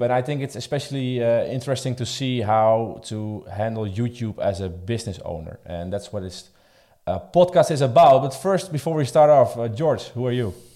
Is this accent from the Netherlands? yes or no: yes; Netherlands; I'm coming from the Netherlands.